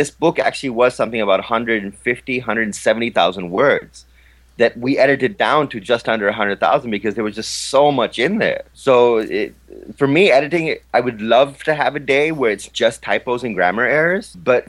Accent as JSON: {"language": "English", "country": "Pakistan", "said": "a lot of people have been talking about Pakistan in a way that, well, for me being a Pakistani, I kind of take offense to it."}